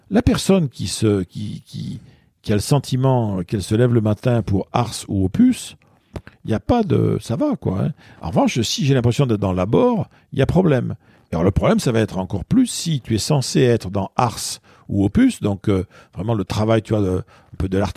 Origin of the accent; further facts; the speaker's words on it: Paris, Île-de-France, France; moi je suis parisien, donc je prends un exemple très parisien